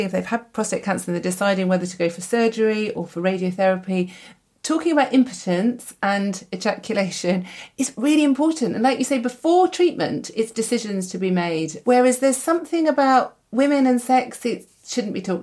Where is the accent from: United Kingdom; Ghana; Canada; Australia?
United Kingdom; We're British